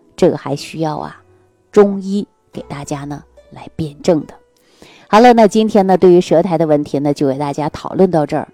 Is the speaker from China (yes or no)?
yes; Northeast China, China; 我们东北老家